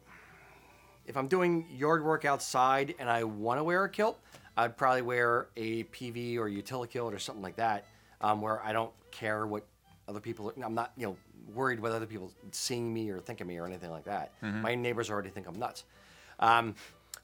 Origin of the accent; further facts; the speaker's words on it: United States; I'm an American